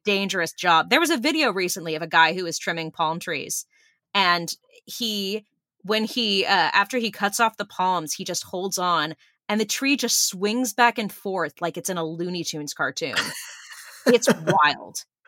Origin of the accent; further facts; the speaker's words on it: Burbank, California, United States; I grew up in Burbank and Griffith Park